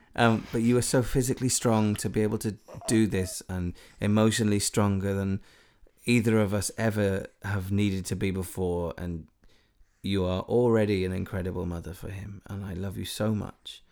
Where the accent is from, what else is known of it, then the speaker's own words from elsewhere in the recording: Wales, United Kingdom; I'm fully Welsh